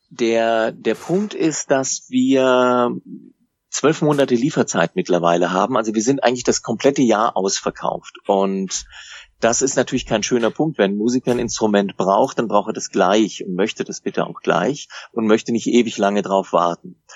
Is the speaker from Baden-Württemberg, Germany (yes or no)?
yes; Baden-Württemberg, Germany; wenn wir nicht huddeln wollen, um das mal als Schwabe zu sagen